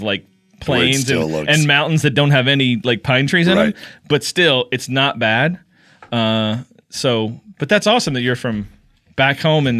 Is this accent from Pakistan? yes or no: no; Paintsville, Kentucky, United States; moved away; I'm from Paintsville.